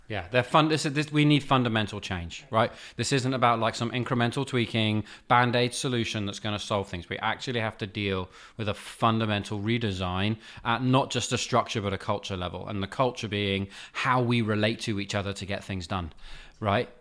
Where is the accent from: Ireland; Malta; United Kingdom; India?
United Kingdom; accent: British; moved away; My charming British accent.